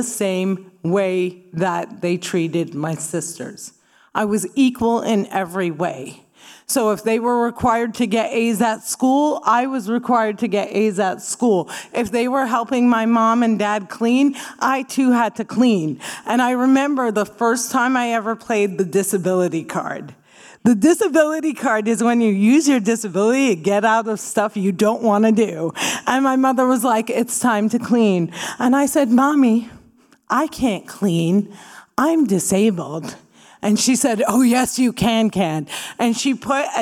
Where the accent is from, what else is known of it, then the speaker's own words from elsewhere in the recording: New Jersey, United States; I grew up in New Jersey